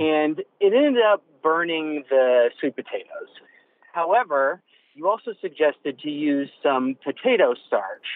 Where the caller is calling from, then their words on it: Austin, Texas, United States; I'm calling from Austin, Texas.